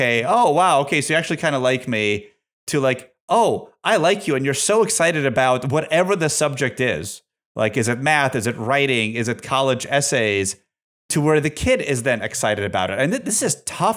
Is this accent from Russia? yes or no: yes; Russia; also born or lived in Massachusetts, United States; now in United States; I'm from Soviet Russia